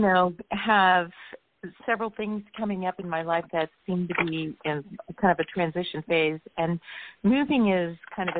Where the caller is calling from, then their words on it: San Diego, California, United States; San Diego area.